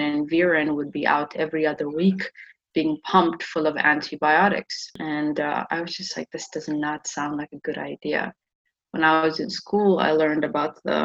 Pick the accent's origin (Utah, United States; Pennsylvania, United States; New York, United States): New York, United States; Buffalo; moved away as an adult; now in Shanghai, China; I'm from Buffalo, New York, a very cold place